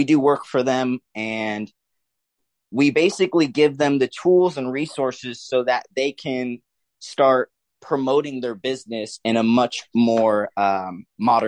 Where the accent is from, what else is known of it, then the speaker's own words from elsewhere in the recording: the Big Island, Hawaii, United States; also born or lived in Denton, Texas; now in Dallas-Fort Worth, United States; I grew up mainly in Hawaii. Yes, Hawaii. I'm from the islands, the Big Island.